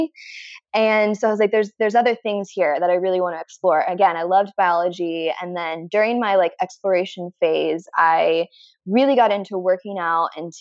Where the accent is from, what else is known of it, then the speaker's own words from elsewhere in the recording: Midwest, United States; I'm from the Midwest